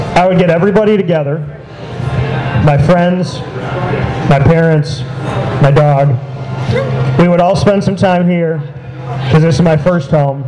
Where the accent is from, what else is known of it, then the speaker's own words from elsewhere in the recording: Syracuse, New York, United States; Syracuse for anything because this is my hometown